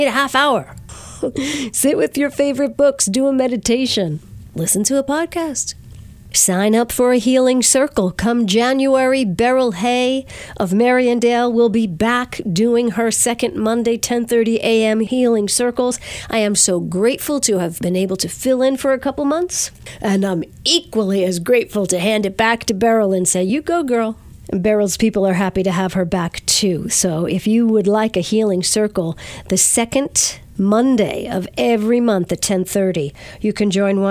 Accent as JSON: {"language": "English", "town": "Verplanck", "region": "New York", "country": "United States", "tie": "born or raised there", "said": "Mount Carmel Hall in Verplank, my hometown"}